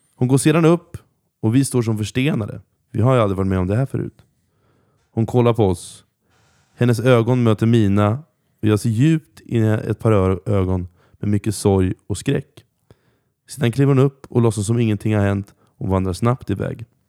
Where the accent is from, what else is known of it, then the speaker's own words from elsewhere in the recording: Norrköping, Östergötland, Sweden; jag växte upp i centrala Norrköping